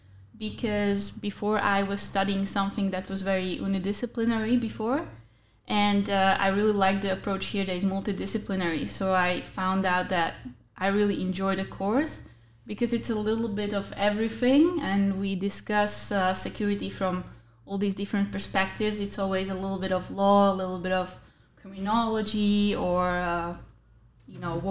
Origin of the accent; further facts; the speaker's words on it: Slovakia; moved away as an adult; now in The Hague, Netherlands; I'm from Slovakia